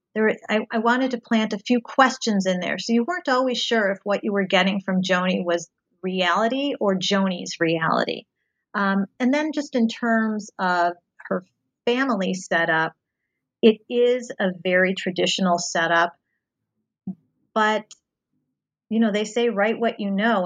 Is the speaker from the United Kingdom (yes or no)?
no; outside of Cincinnati, Ohio, United States; moved away; I grew up um, outside of Cincinnati, Ohio